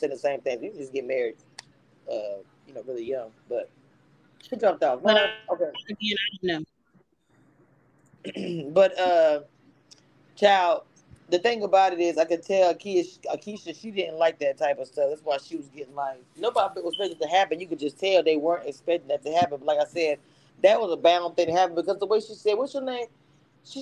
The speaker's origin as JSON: {"language": "English", "region": "the South", "country": "United States", "said": "I'm from the South"}